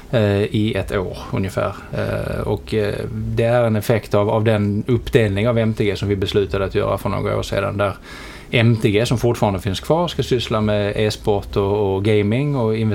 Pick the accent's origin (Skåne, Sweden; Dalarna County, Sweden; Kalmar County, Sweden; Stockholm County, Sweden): Skåne, Sweden; Helsingborg; accent: Scanian; moved away; also born or lived in London; Helsingborg är, jag uppvuxen i.